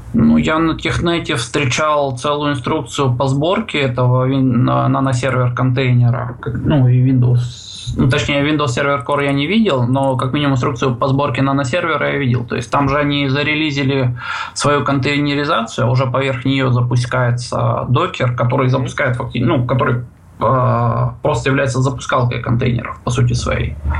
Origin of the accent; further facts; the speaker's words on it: Russian Far East, Russia; сам я с Дальнего Востока